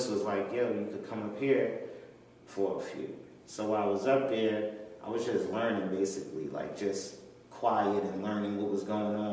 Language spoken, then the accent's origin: English; Atlanta, Georgia, United States; I grew up in Atlanta